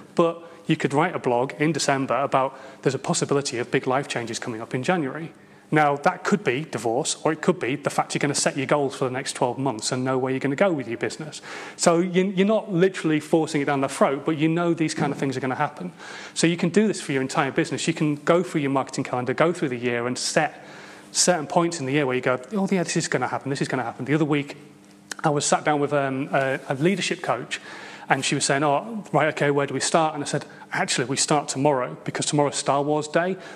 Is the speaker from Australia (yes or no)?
no; Hull, Yorkshire and the Humber, United Kingdom; moved away; I come from Hull